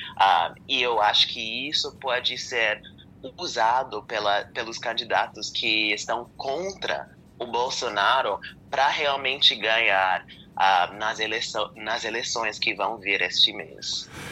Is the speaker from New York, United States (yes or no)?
no; Pennsylvania, United States; eu eu sou da, da Pensilvânia